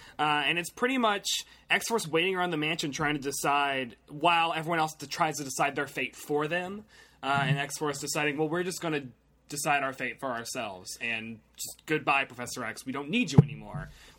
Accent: Tennessee, United States; I'm from Tennessee.

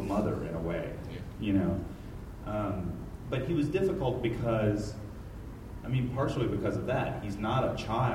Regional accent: Nashville, Tennessee, United States; I'm from Nashville

